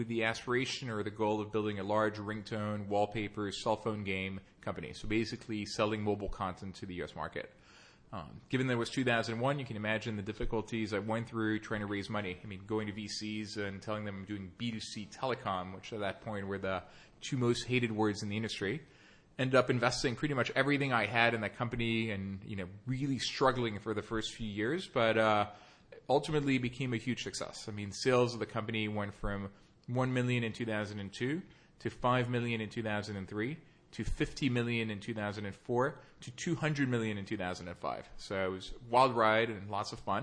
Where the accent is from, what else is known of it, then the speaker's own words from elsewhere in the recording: Nice, Provence-Alpes-Côte d'Azur, France; moved away as an adult; also born or lived in Paris / New York; I was born in Paris. I grew up in Nice in the southern part of France and came to the U.S. for college.